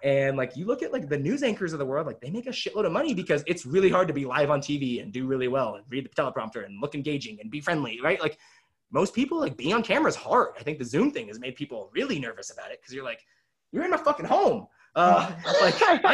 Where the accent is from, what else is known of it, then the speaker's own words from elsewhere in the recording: Kelso, Washington, United States; I grew up in Kelso, Washington